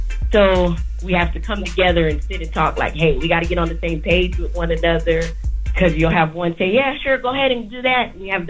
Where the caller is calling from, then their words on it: San Antonio, Texas, United States; I'm calling from San Antonio, Texas.